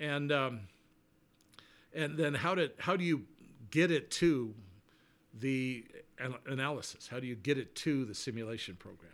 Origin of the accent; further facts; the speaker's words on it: Colorado Springs, Colorado, United States; moved away as an adult; also born or lived in Houston / New Orleans; we moved from Houston to Colorado Springs, which is my hometown